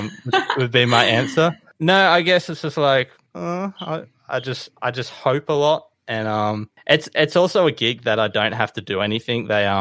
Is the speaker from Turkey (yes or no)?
no; Sydney, New South Wales, Australia; also born or lived in Bundaberg, Queensland; Moved to Sydney, been there pretty much the whole time.